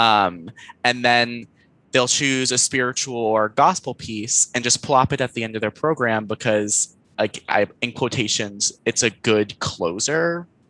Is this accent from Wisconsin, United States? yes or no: no; Houston, Texas, United States; moved away as an adult; now in Denton, United States; I am from originally Houston, Texas, and I now live in Denton